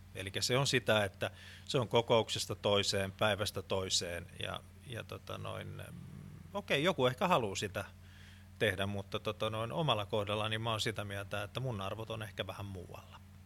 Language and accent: Finnish; Finland; olen suomenruotsalainen